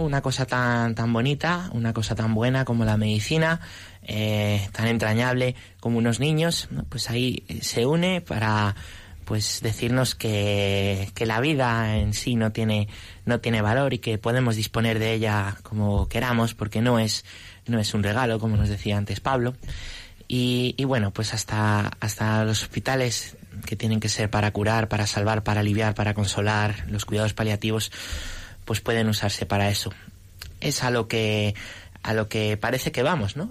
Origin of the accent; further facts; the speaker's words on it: Móstoles, Community of Madrid, Spain; yo nací en Móstoles